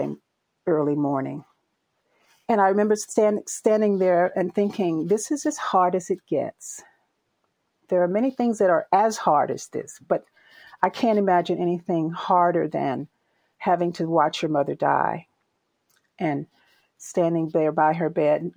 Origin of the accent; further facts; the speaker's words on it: Albany, Georgia, United States; now in California, United States; I grew up in Albany, Georgia